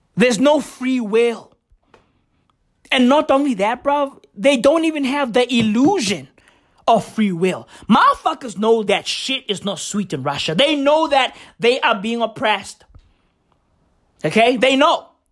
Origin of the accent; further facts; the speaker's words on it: South Africa; I'm South African.